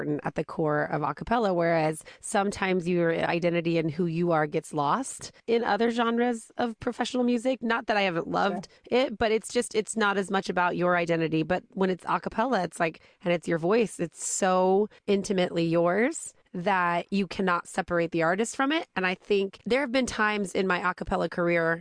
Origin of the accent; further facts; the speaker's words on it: Indiana, United States; I'm from Indiana